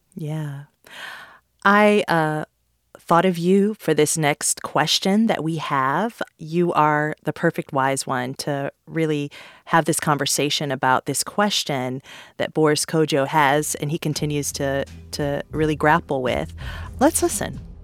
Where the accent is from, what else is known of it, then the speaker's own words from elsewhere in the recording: Detroit, Michigan, United States; I'm from Detroit